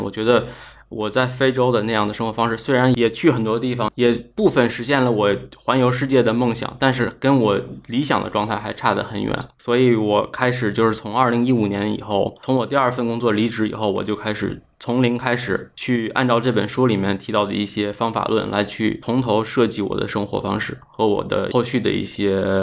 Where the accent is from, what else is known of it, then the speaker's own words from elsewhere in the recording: Inner Mongolia, China; moved away as an adult; also born or lived in Beijing; 我算是出生在一个内蒙古的一个八线小城市吧，然后后来在北京读了大学